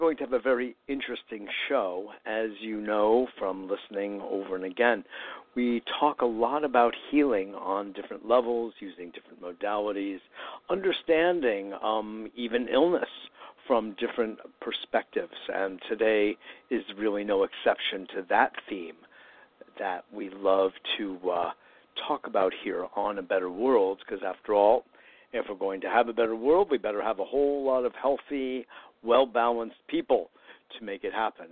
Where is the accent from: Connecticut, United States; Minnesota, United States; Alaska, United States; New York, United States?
Connecticut, United States; Westport; I grew up in Westport